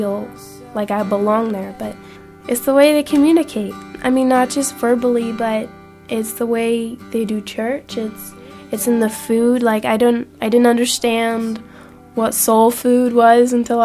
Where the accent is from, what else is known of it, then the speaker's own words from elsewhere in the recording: Atlanta, Georgia, United States; I'm 16 years old, and I'm from Atlanta, Georgia.